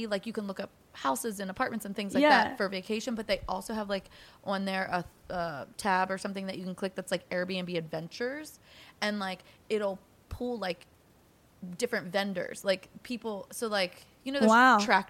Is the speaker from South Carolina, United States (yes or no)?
no; Pennsylvania, United States; we're from Pennsylvania